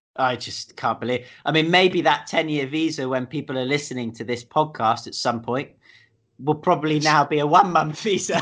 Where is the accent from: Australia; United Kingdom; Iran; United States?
United Kingdom; me being British